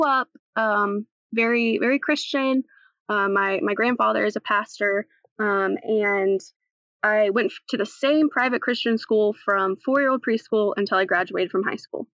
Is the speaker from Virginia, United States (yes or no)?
no; North Carolina, United States; also born or lived in Nashville, Tennessee; I'm originally from Nashville, Tennessee, actually, where I was born. And then I moved over to North Carolina, where I've been since I was about 3